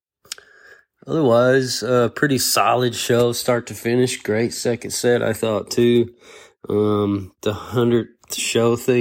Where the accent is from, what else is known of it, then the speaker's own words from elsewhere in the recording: Lexington, Kentucky, United States; I'm from Lexington, Kentucky area